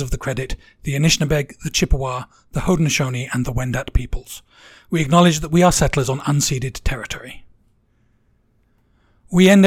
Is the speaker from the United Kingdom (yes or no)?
yes; England, United Kingdom; I'm English.